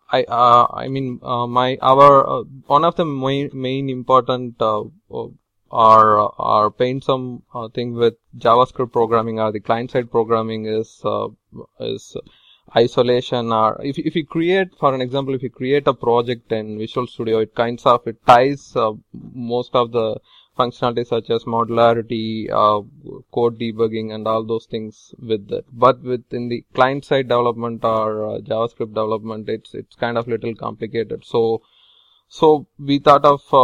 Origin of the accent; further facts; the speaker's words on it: Tamil Nadu, India; moved away as an adult; now in Providence, United States; I'm from Tamil Nadu, southern part of India